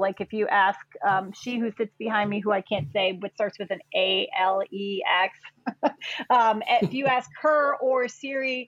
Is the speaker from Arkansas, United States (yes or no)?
no; Chicago, Illinois, United States; I am a Chicagoan, not born, but raised here in Chicago